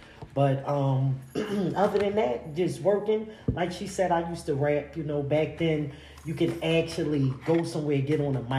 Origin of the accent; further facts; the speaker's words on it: Philadelphia, Pennsylvania, United States; born and raised Philadelphia.